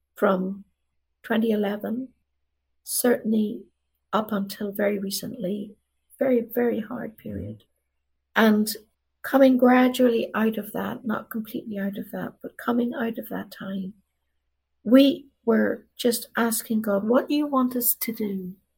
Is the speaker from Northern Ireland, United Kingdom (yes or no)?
yes; Derry, Northern Ireland, United Kingdom; moved away; my town where I was raised, Derry